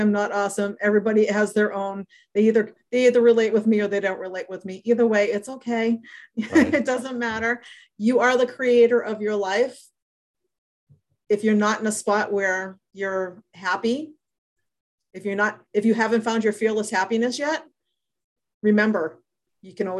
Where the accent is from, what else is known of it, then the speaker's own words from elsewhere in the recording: New England, United States; I grew up in New England.